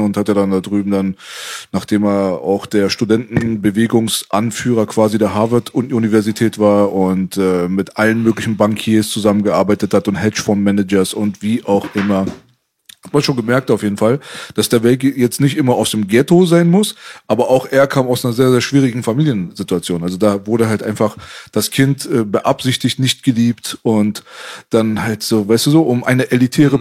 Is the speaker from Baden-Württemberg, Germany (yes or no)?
yes; Metzingen, Baden-Württemberg, Germany; now in Berlin, Germany; ich komme aus Metzingen